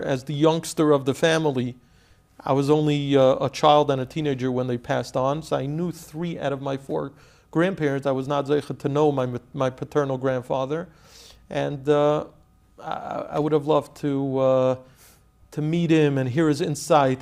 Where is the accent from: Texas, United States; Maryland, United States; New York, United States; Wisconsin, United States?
New York, United States; New York City; I grew up in Flatbush, Brooklyn.